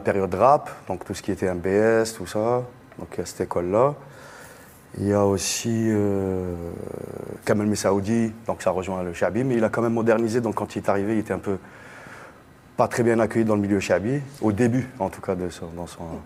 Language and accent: French; Algiers, Algiers Province, Algeria; moved away; also born or lived in Blida; j'ai grandi euh, à Alger et à 50 km d'Alger aussi, donc euh, vers Blida et tout ça